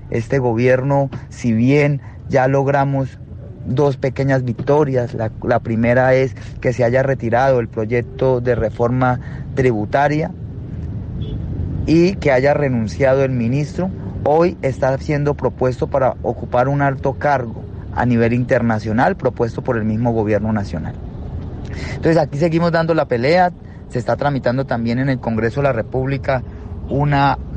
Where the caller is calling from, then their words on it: Colombia; Un fuerte abrazo desde Colombia y solicitamos toda su solidaridad y acompañamiento.